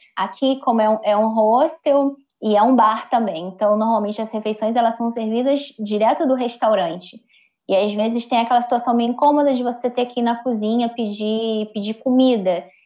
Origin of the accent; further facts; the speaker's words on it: Brazil; Eu, sendo brasileira